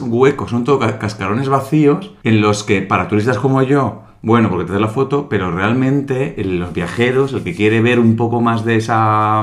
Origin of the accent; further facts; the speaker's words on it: Santa Águeda, Soria, Castile and León, Spain; moved away; en mi pueblo pues de... En el pueblo de mm, Santa Águeda sabes de Soria